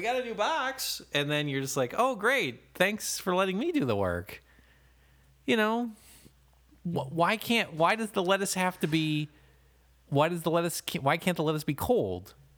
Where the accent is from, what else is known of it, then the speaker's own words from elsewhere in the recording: Toledo, Ohio, United States; I grew up in Toledo